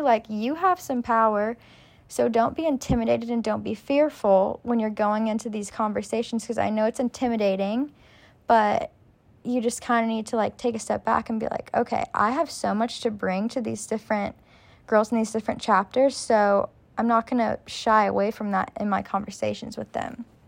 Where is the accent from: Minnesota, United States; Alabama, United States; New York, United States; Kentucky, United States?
Kentucky, United States; Lexington; I'm originally from Lexington, Kentucky, so U K is home for me.